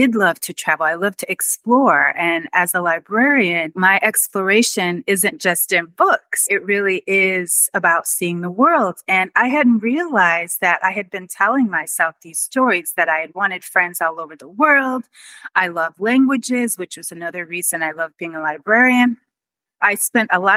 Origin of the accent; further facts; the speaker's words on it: Chicago, Illinois, United States; moved away as an adult; also born or lived in Madrid, Spain / Marbella, Spain; now in Puerto Vallarta, Mexico; Chicago is my hometown. That is where I was born and raised.